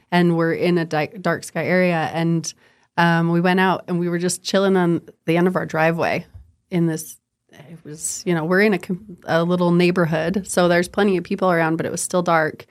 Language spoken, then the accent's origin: English; Huntsville, Utah, United States; I grew up in Huntsville